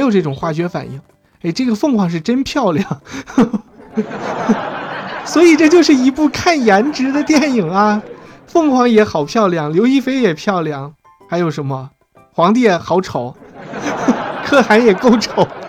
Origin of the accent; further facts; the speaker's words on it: China; 我们中国人